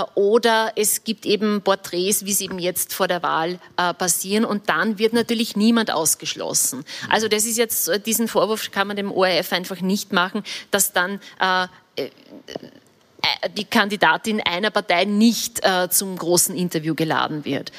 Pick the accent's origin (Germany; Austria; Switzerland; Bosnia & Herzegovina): Austria; Upper Austria; ich bin Oberösterreicherin, ich bin groß geworden